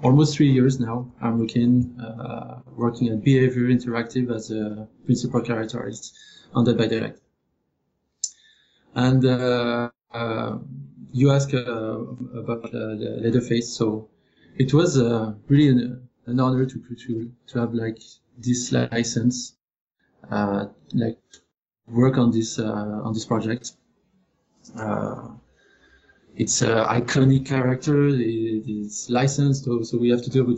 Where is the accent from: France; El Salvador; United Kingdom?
France; moved away as an adult; also born or lived in Paris, France; now in Montreal, Canada; So I am from France. I studied my 3D art school in Paris. I came here in Montreal in 2010